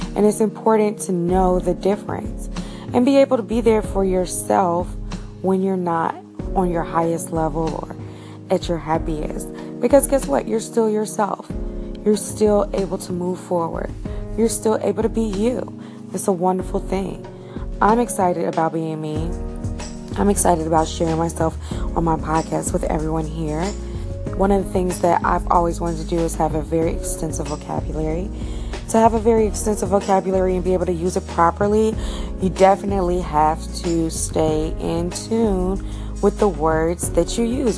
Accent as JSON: {"language": "English", "country": "United States", "tie": "born or raised there", "said": "I'm an American. I've been born here. My family's been here for centuries"}